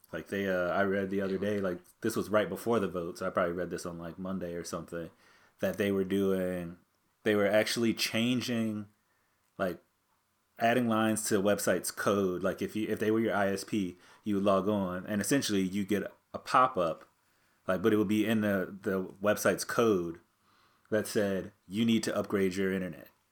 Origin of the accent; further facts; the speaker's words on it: America's Roller Coast, Ohio, United States; we grew up on America's rock and roller coast